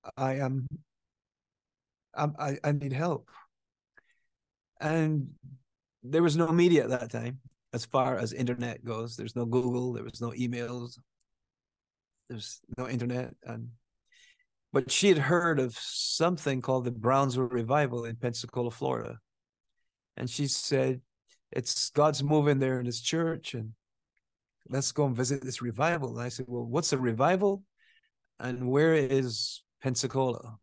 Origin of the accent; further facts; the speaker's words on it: Barbados; moved away; I grew up there, you know, I went to school there, I went to work there, I got married there.